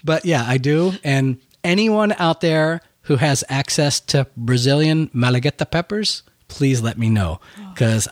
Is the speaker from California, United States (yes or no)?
no; Buffalo, New York, United States; moved away; I'm from Buffalo, New York, originally